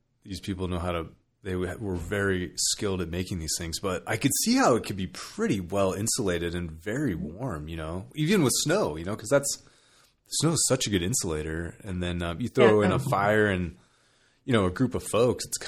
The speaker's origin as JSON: {"language": "English", "region": "California", "country": "United States", "tie": "born or raised there", "moved": "yes", "said": "I grew up in California"}